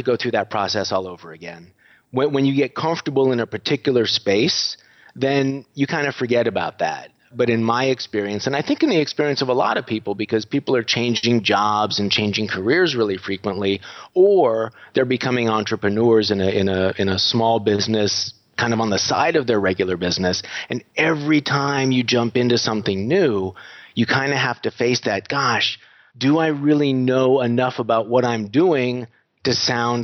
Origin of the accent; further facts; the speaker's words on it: United States; moved away as an adult; now in Budapest, Hungary; You may notice from my voice that I'm not sounding very Hungarian. I am American, but I moved over here about a dozen years ago.